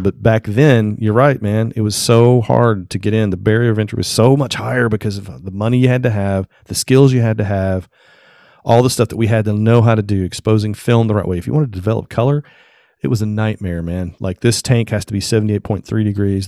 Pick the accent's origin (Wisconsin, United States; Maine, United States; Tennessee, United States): Tennessee, United States; I'm from Tennessee